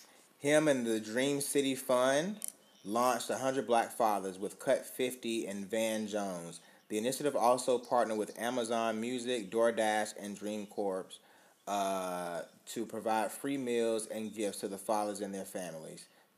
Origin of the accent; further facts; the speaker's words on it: Canada; I'm a Canadian. I can't vote here